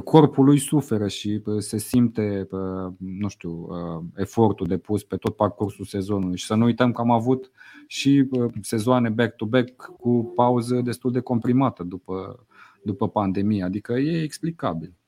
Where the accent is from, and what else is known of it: Romania